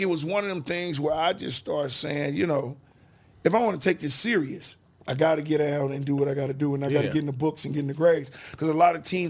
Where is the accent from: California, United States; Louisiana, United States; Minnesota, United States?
California, United States; Oakland; also born or lived in Seattle; growing up in Oakland in the 80s was hard.